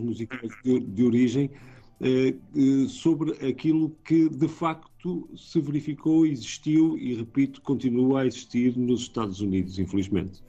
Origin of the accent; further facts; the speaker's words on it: Portugal; como portugueses